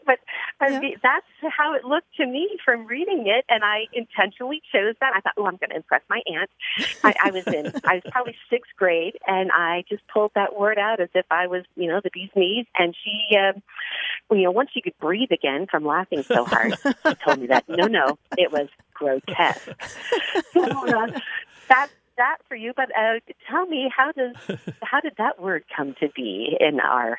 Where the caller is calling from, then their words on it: Newbury Park, California, United States; I'm calling from Newbury Park, California.